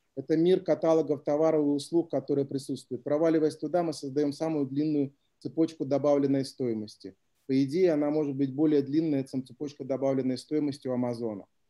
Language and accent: Russian; Klintsy, Bryansk Oblast, Russia; город Клинцы, откуда я родом.